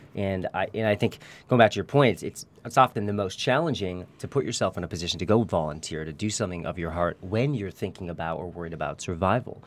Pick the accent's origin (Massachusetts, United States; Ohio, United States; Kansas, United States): Massachusetts, United States; Newton; moved away as an adult; now in Santa Barbara, United States; We're from Newton, Massachusetts